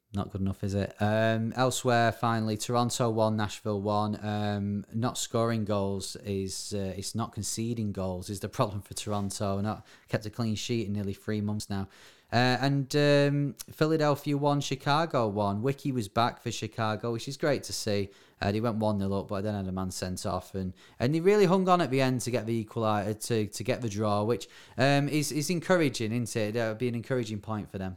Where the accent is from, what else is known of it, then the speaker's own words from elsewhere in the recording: Bury, North West England, United Kingdom; my hometown, Barry